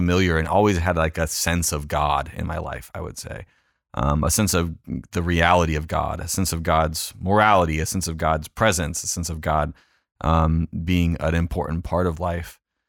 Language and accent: English; California, United States; Yeah, I did. I grew up in Orange County, grew up in a Lutheran church.